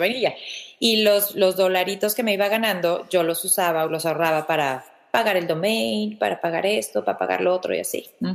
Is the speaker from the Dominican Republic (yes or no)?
no; Mexico; yo no soy la típica mexicana, físicamente